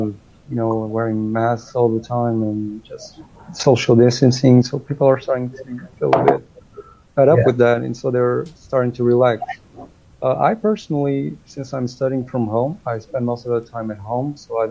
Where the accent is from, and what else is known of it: Portugal; English is a second language